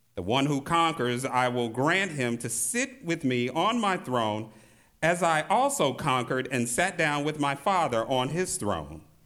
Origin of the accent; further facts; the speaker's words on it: St. Louis, Missouri, United States; In my hometown of Saint Louis, Missouri